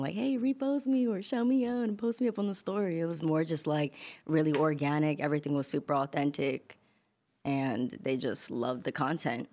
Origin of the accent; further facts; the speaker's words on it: New York City, New York, United States; also born or lived in Long Island; I kinda grew up in, like, Queens, and then I moved to Long Island